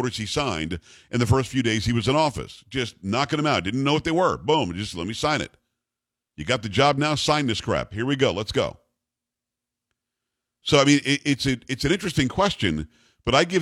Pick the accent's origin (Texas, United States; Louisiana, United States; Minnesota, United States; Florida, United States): Florida, United States; West Palm Beach; also born or lived in Kalamazoo, Michigan; I'm from West Palm Beach.